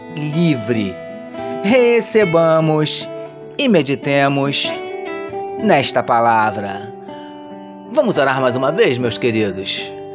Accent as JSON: {"language": "Portuguese", "country": "Brazil", "said": "como brasileiro"}